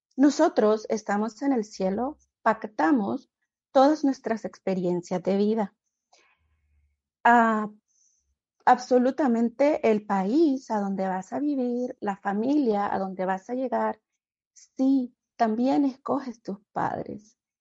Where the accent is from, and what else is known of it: Honduras; moved away as an adult; now in United States